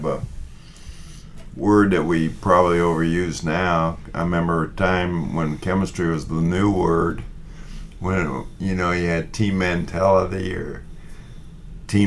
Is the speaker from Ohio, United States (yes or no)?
yes; Warren, Ohio, United States; I'm from Warren, Ohio